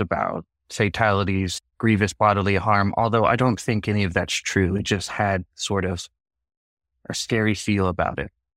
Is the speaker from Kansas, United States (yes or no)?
no; Portland, Oregon, United States; We grew up in Portland